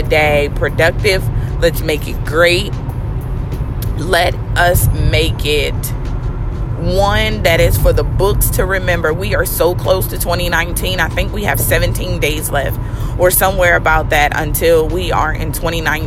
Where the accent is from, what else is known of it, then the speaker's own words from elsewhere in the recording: Baltimore, Maryland, United States; moved away; I am from Baltimore, and I am a little over a week away from being able to go home to see my mommy and my grandmother and my family